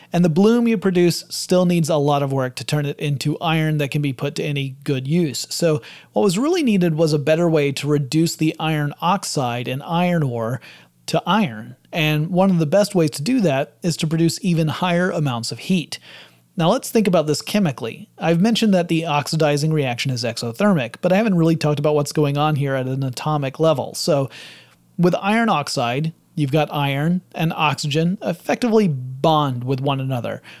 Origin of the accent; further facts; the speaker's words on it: the South, United States; I'm from the South